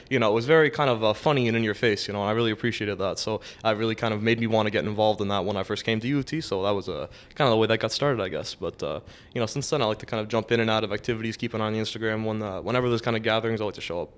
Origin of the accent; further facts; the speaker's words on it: Toronto, Ontario, Canada; I grew up in Scarborough